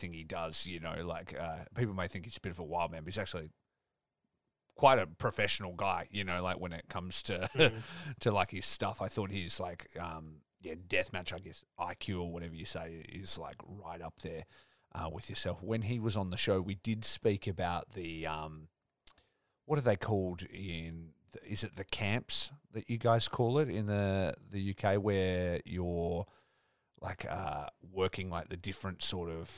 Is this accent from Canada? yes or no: no; Australia; as an Australian